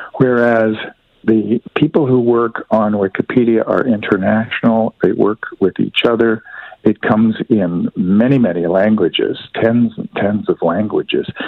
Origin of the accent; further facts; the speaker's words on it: Canada; me as a Canadian